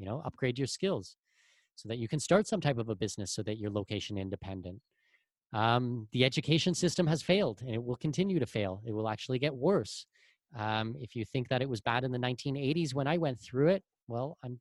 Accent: Canada; moved away as an adult; also born or lived in Germany / Middle East; now in Panama; I'm Canadian with Danish heritage

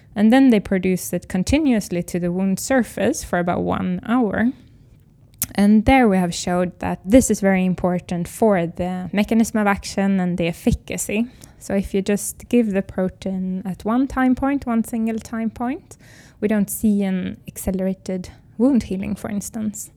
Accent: Sweden; English is a second language; I'm from Sweden

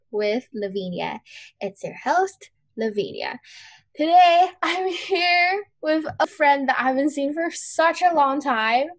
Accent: Hong Kong; I'm from Hong Kong

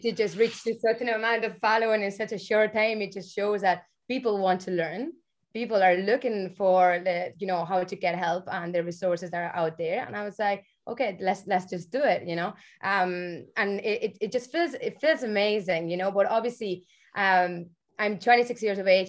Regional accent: Barcelona, Catalonia, Spain; moved away as an adult; now in Ireland; I'm from Barcelona, you know? But I've been living here for nearly like 12 years

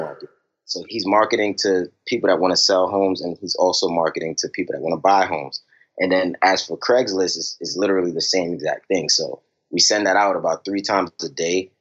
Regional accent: New York City, New York, United States; now in Richmond, United States; I'm originally from Brooklyn, New York, you know, and uh, growing up, you know, my family was was always around

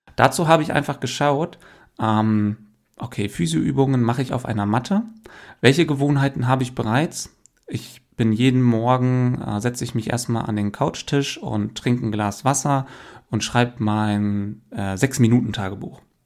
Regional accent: Hameln, Lower Saxony, Germany; now in Hanover, Germany; ich bin in Hameln aufgewachsen

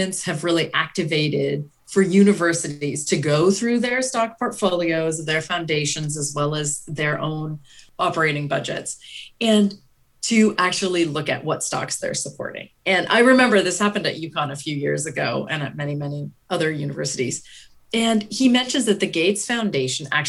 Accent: Canada; So as a Canadian

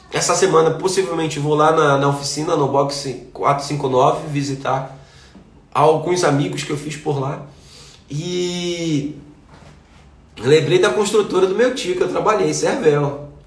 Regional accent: Manaus, Amazonas, Brazil; moved away; Por que, que eu saí de Manaus? porque eu precisava conhecer pessoas novas.

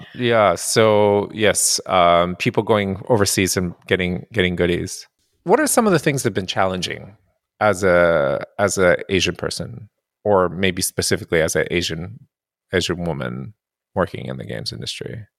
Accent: Japan; also born or lived in San Francisco; now in Montreal, Canada; I grew up in Japan and, um, being half Caucasian in Japan

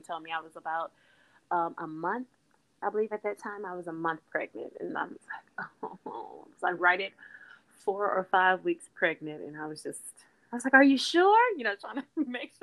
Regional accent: Texas, United States; moved away; also born or lived in Port Arthur, Texas; I'm from Texas, so I was still in Texas

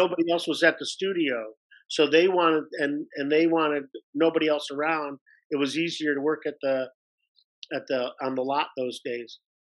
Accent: Detroit, Michigan, United States; I was born and raised in Detroit, Michigan

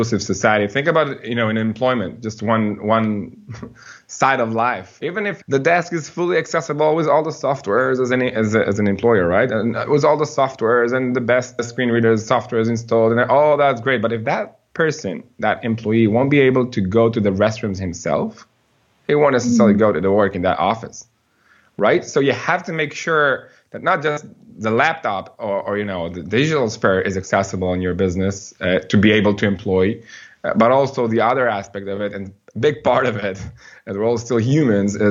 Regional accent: Ra'anana, Central District, Israel; I grew up here in Israel in a city called Ra'anana.

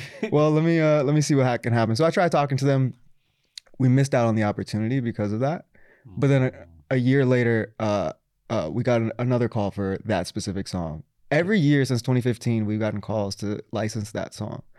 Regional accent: Texas, United States; also born or lived in Florida / Pakistan (ancestry); now in New York, United States; I'm from Texas, also lived in Florida

